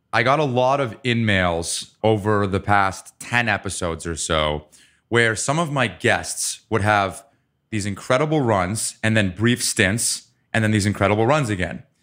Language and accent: English; Ann Arbor, Michigan, United States; I was born in Ann Arbor